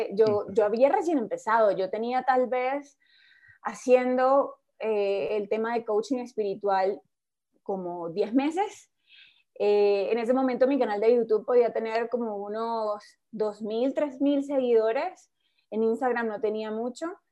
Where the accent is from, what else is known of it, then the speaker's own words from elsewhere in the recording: Colombia; en mi país, en Colombia